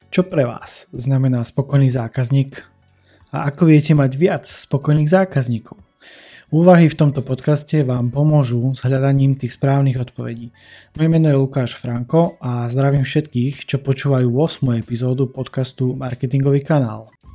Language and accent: Slovak; Humenné, Prešov Region, Slovakia; u nás v Humenom